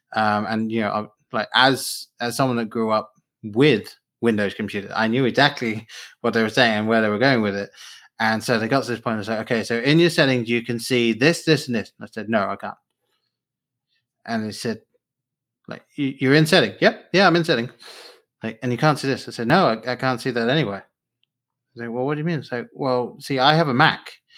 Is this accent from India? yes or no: no; England, United Kingdom; now in United States; I grew up in England at the time the books were coming out